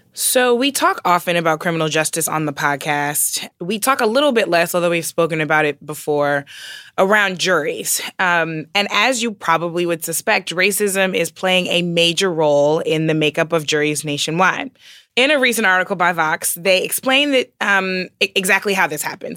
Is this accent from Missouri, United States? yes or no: yes; St. Louis, Missouri, United States; moved away; growing up in the Midwest. So I am from Saint Louis, which means that I share a home state with Rush Limbaugh